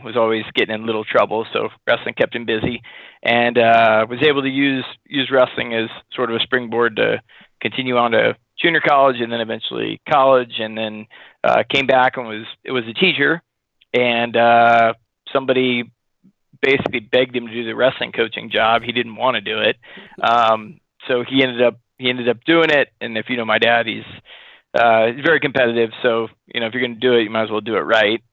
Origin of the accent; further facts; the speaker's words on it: Sacramento, California, United States; we grew up in Sacramento